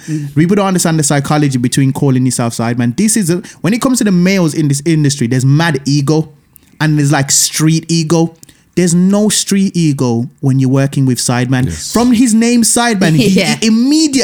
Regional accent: Birmingham, West Midlands, United Kingdom; I'm coming from Brom

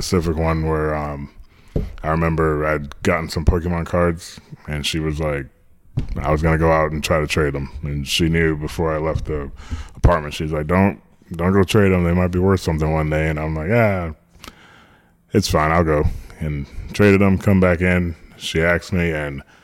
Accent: Orlando, Florida, United States; also born or lived in Long Island, New York; I grew up in New York for a little bit till I was about 8 with my sister. And then we moved down to Orlando when I was 8

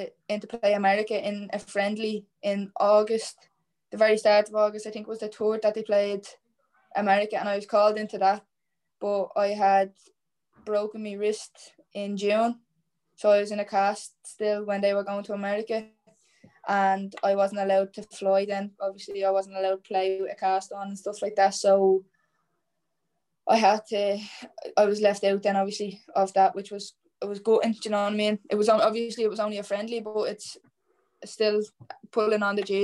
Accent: Ireland; representing your country

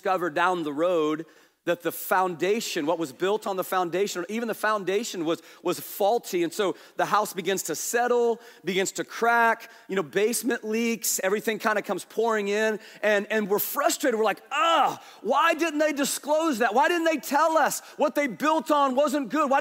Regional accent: Kansas, United States; we're from Kansas.

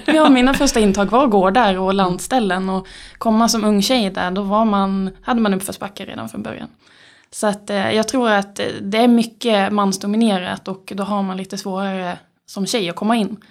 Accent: Skåne, Sweden; accent: skånska R; moved away as an adult; now in Uppsala, Sweden; född och uppvuxen i Skåne

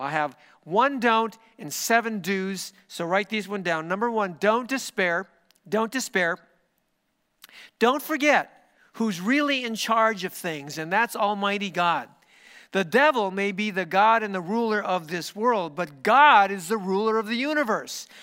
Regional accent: United States; my country, which is the United States of America

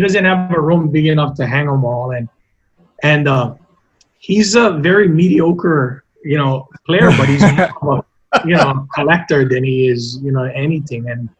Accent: Waianae, Hawaii, United States; also born or lived in Honolulu (Kaimuki), Hawaii; I grew up, most of the time that I can remember, I grew up in Makaha. That was, Makaha and Waianae. That was the most of my memories that I can remember growing up down there. My dad's our whole family is from, you know, Makaha and Waianae and Nanapuli.

